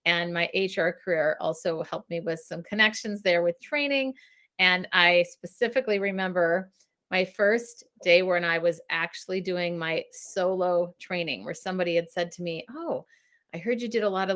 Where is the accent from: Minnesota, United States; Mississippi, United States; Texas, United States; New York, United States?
Minnesota, United States; Richfield; moved away as an adult; now in San Francisco, United States; growing up in Richfield, Minnesota, which is a suburb of Minneapolis